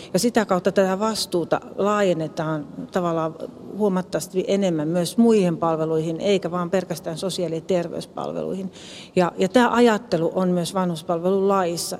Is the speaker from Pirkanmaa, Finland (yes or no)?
no; Lappeenranta, South Karelia, Finland; tulen Etelä-Karjalasta Lappeenrannasta